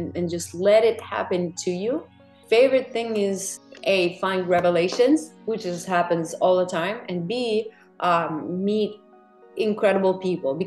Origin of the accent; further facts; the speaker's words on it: Russia; moved away as an adult; now in New York, United States; I'm from Russia, so we were like, it's a very conservative society